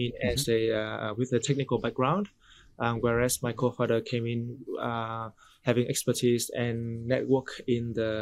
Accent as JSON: {"language": "English", "country": "Vietnam", "also_born_or_lived": "Singapore", "moved": "as an adult", "said": "originally from Vietnam, I spent most of my working career in Singapore."}